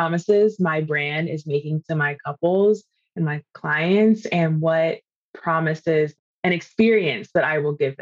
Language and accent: English; East Coast, United States; now in California, United States; I'm originally from the East Coast, but I live in California now